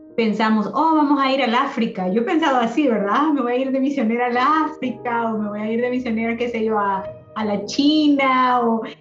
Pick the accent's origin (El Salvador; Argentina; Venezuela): El Salvador; moved away as an adult; yo ya me vine ya de 20 años acá, entonces para mí mitad de mi vida fue allá en mi país, en El Salvador.